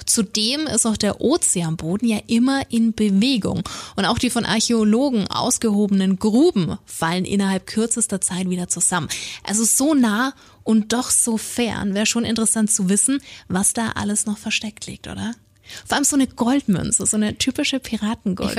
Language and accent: German; Franconia, Bavaria, Germany; accent: Franconian; unseren Dialekt